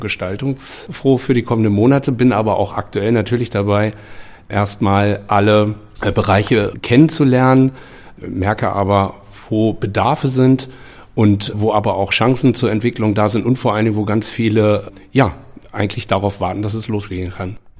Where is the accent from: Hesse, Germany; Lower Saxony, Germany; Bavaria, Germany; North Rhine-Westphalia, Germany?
Lower Saxony, Germany; Hameln; in meiner Stadt, wo ich groß geworden bin und wo ich jetzt aus einem anderen Blickwinkel heraus als Vater von drei Kindern, die hier in Hameln groß werden